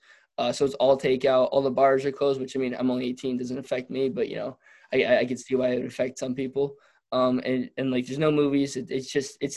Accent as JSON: {"language": "English", "town": "Detroit", "region": "Michigan", "country": "United States", "said": "I'm from Detroit"}